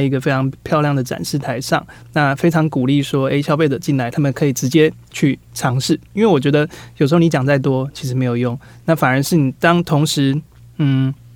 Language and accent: Chinese; Taiwan; 知道我们是台湾人的